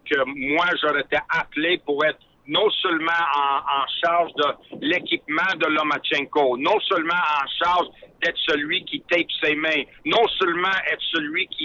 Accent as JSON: {"language": "French", "region": "Quebec", "country": "Canada", "said": "moi, un petit gars de Québec là, qui, est passionné par la boxe"}